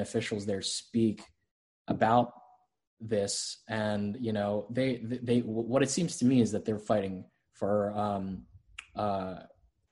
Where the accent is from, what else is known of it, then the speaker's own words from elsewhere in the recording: Florida, United States; I'm from Florida. I grew up, born and raised in Florida